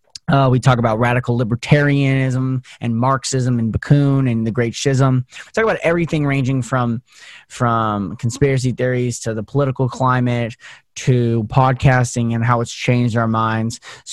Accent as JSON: {"language": "English", "town": "Las Vegas", "region": "Nevada", "country": "United States", "said": "So I'm from Vegas, right?"}